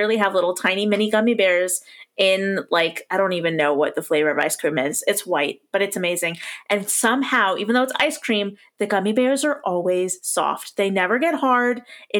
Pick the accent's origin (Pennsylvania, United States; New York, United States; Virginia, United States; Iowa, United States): Iowa, United States; Davenport; growing up in Davenport, Iowa, which is where I grew up